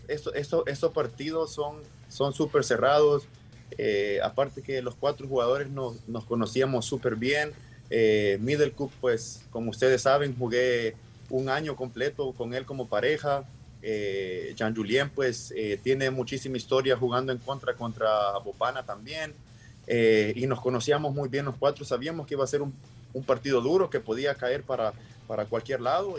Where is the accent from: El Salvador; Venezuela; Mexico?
El Salvador; represento una bandera y represento a Salvador